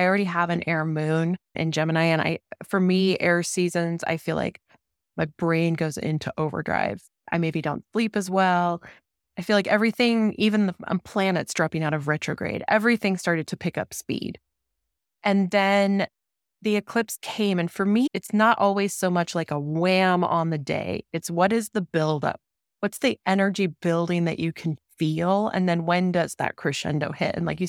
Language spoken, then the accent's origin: English; Denver, Colorado, United States; my home state, like Denver, where I grew up.